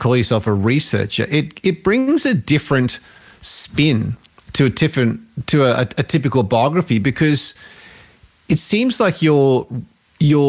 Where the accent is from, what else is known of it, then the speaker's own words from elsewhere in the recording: Australia; an Aussie rock kid growing up